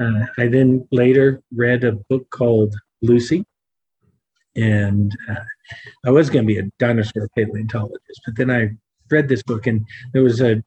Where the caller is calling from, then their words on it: Johannesburg, Gauteng, South Africa; I'm in Johannesburg, South Africa.